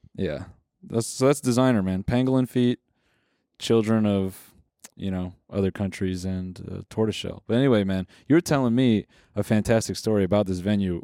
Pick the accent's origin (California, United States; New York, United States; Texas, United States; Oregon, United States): California, United States; Los Angeles; I'm from L